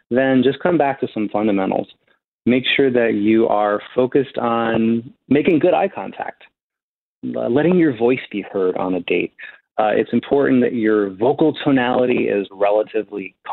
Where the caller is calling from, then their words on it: New York City, New York, United States; I'm in New York City.